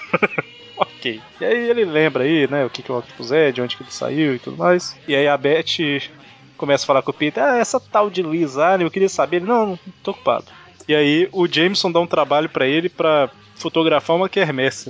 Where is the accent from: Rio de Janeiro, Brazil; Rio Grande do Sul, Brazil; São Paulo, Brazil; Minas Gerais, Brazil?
Minas Gerais, Brazil; accent: mineirês; Existem pessoas que falam mais mineirês que eu, mas eu falo mineirês